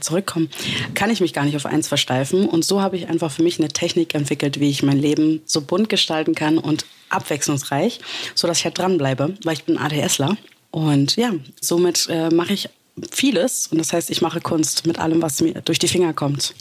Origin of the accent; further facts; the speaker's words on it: Berlin, Germany; Ich bin Berlinerin. Ich bin hier geboren und aufgewachsen.